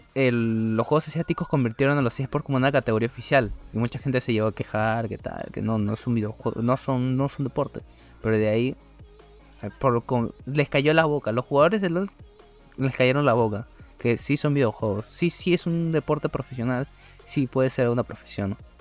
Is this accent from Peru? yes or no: yes; Peru; nuestra querida patria